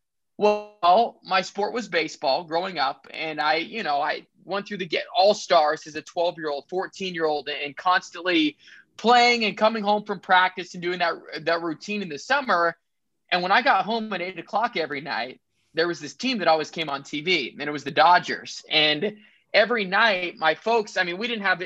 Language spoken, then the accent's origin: English; Billings, Montana, United States; I grew up in Billings, went to Billings Central, grew up a Grizz fan through and through.